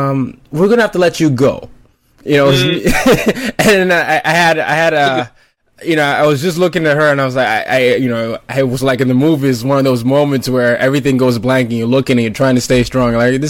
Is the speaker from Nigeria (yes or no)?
yes; Nigeria; also born or lived in five different countries; I'm Nigerian, and I ended up growing up in multiple countries, five different countries.